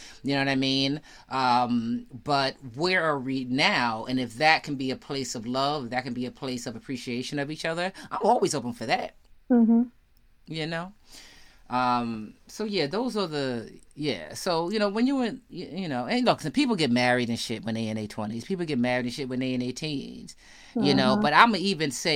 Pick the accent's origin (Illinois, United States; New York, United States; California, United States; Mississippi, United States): New York, United States; I'm from New York